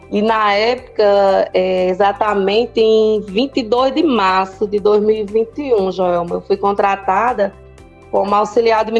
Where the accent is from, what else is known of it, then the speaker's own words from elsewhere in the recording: São José do Belmonte, Pernambuco, Brazil; sou de São José do Belmonte, sou enfermeira, sou mãe de um rapaz e de cinco pets.